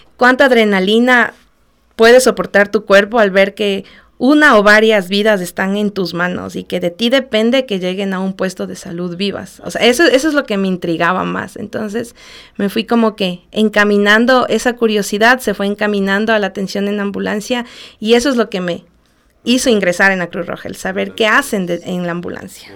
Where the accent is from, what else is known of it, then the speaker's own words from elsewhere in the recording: Ambato, Tungurahua, Ecuador; soy ambateña de nacimiento, orgullosamente Guaitamba